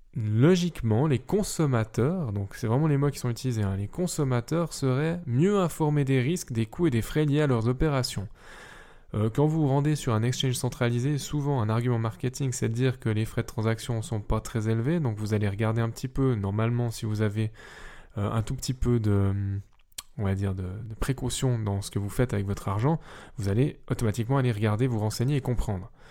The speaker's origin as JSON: {"language": "French", "country": "Switzerland", "said": "je suis suisse et que techniquement je ne suis pas européen"}